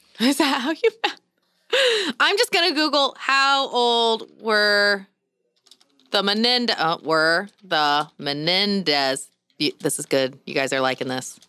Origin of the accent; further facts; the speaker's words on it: Columbus, Indiana, United States; we are from Columbus, Indiana.